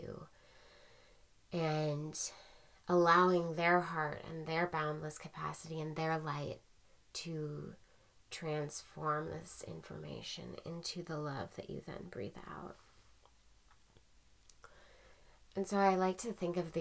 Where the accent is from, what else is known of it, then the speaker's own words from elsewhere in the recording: Portland, United States; now in San Francisco, United States; I grew up in Portland